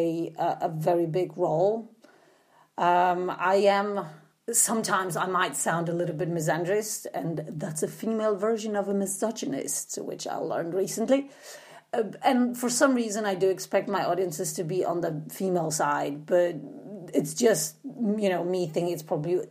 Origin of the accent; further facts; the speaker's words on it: Poland; English is a second language; moved away; I did grow up in socialist Poland in the 80s, because you might be wondering where my accent is from as well